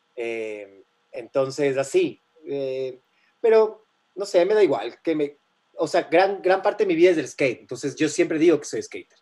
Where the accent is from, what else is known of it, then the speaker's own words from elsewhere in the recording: Guayaquil, Guayas, Ecuador; Yo, yo crecí en Guayaquil de, de, más chamo